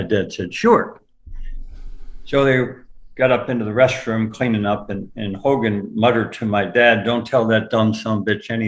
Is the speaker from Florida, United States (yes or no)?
yes; Florida, United States; And growing up in Florida, when my parents would take my brother and sister and I to the beach.